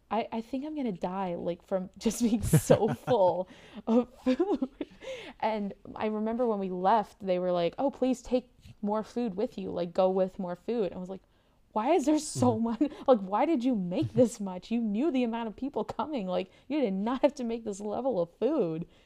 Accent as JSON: {"language": "English", "country": "United States", "said": "I yeah, I'm an American. I did not grow up really with Thanksgiving, um, and even in my family, when we would go back and visit family in the States"}